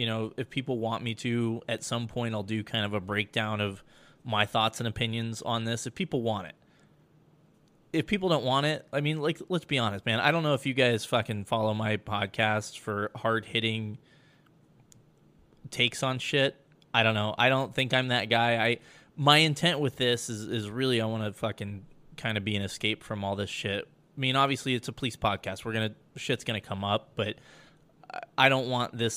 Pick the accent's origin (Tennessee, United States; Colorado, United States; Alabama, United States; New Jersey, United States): Colorado, United States; moved away; my home state of Colorado